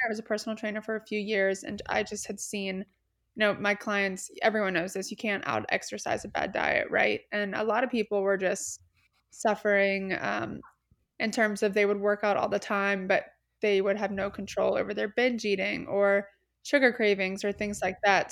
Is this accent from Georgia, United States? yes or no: yes; Atlanta, Georgia, United States; moved away as an adult; also born or lived in Columbia, South Carolina; now in Charleston, United States; I am from Atlanta, Georgia